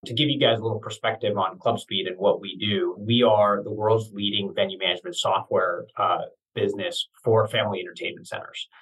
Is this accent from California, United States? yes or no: yes; Santa Cruz, California, United States; also born or lived in East Coast; now in San Francisco, United States; I grew up in Santa Cruz, California, Northern California